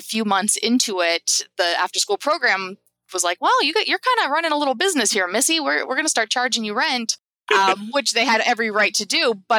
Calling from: Napa, California, United States; I am Napa, California.

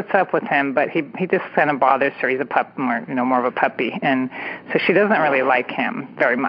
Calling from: San Francisco Bay Area, California, United States; I am calling from the San Francisco Bay Area.

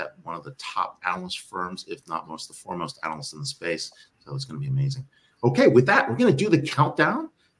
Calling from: Mumbai, Maharashtra, India; I'm live here from Bombay.

